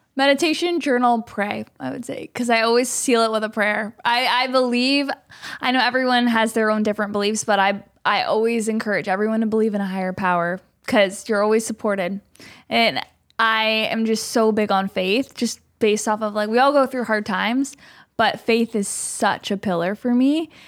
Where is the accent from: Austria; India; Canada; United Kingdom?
Canada; moved away as an adult; now in Los Angeles, United States; I'm a Canadian